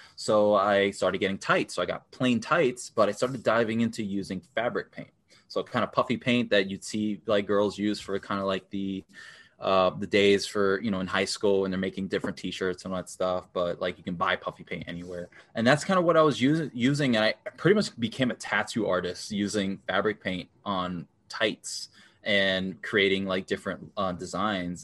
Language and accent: English; New York, United States; now in Minnesota, United States; I grew up in New York, in the Bronx, New York